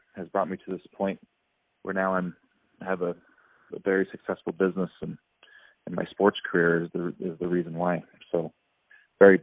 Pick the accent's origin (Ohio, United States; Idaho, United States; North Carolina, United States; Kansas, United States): Idaho, United States; Meridian; back to my hometown